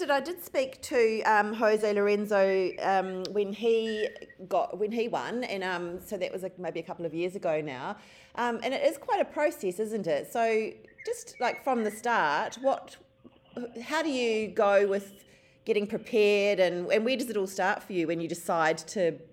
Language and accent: English; Christchurch, Canterbury, New Zealand; now in Melbourne, Australia; I'm from Christchurch. Um, I'm in Melbourne, obviously, at the moment, but I, uh, at the moment, yeah. I live in Melbourne.